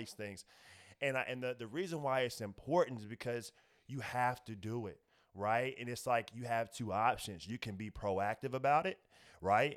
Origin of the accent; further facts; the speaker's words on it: Indianapolis, Indiana, United States; moved away as an adult; now in Los Angeles, United States; I'm originally from Indianapolis, Indiana, three one seven, shout out to my city